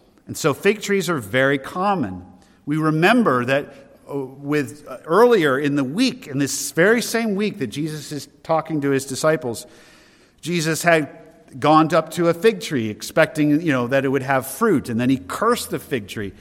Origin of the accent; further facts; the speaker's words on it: Derry, New Hampshire, United States; As a boy growing up in Derry, New Hampshire, we lived in an old farmhouse